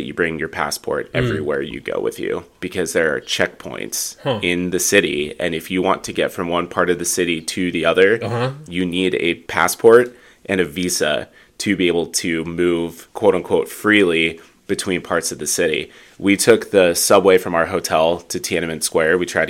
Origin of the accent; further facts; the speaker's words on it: Midwest, United States; accent: Midwest; My Midwest accent is definitely coming out, hanging out around all of my Chicago and Minnesota family.